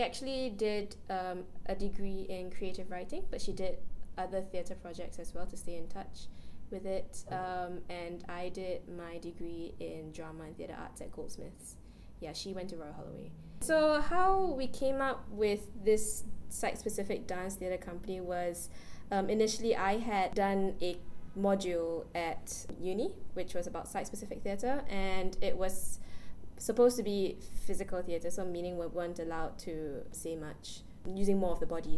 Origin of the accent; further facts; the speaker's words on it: Singapore; we are all Singaporean